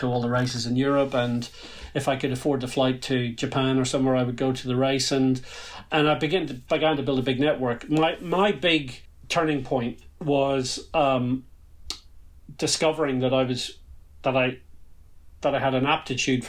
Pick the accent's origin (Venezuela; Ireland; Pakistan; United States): Ireland; It's difficult to grow up in Ireland